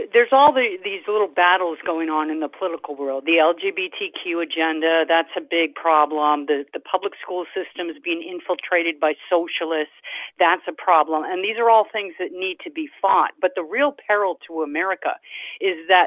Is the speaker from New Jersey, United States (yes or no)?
no; Massachusetts, United States; Massachusetts originally